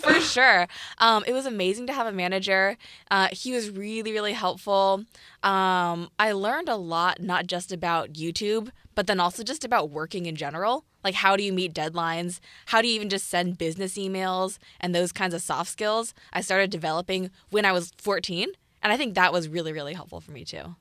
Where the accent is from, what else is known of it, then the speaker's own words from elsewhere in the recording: Piedmont, California, United States; I'm from Piedmont, California, which is right by Oakland